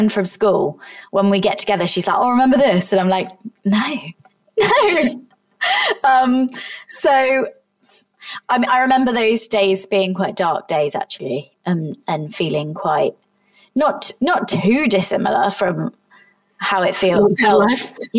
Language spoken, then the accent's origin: English; Somerset, South West England, United Kingdom; moved away; it was in Somerset, it was in my hometown